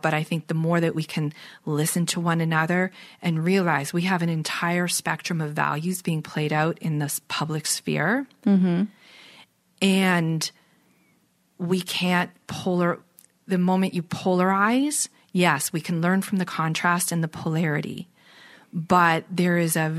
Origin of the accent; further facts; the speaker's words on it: Toronto, Ontario, Canada; also born or lived in British Columbia; Once I'm from Toronto, lived here until 2005, and then I lived away in British Columbia for 9 years. So I had to come back and get connected back